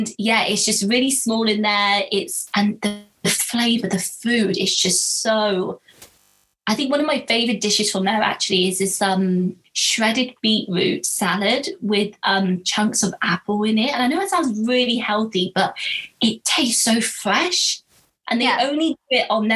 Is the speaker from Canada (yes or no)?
no; Marlborough, South West England, United Kingdom; I grew up in Marlborough